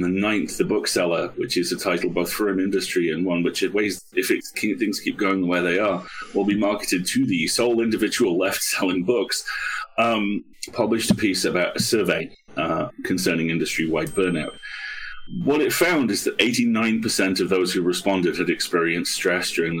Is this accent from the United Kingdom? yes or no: yes; United Kingdom; I'm a Brit.